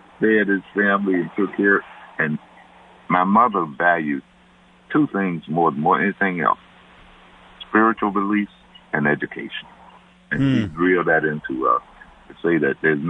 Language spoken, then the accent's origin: English; Birmingham, Alabama, United States; I'm from Birmingham